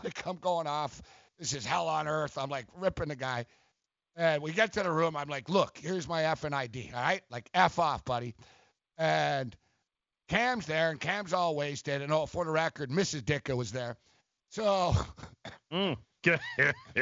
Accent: Toronto, Ontario, Canada; I'm from Toronto

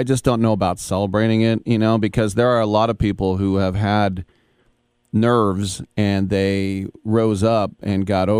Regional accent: Richmond, California, United States; She's from my hometown of Richmond

